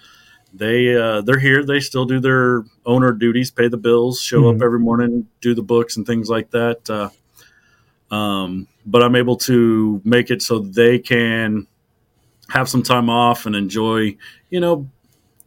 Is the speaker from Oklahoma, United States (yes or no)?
yes; Enid, Oklahoma, United States; I grew up in Enid. I was 9 when I moved here